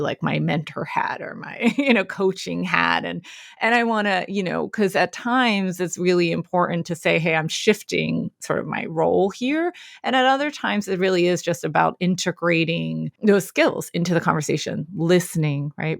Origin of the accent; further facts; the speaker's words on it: Philadelphia, Pennsylvania, United States; I'm born and raised in Philadelphia, P A.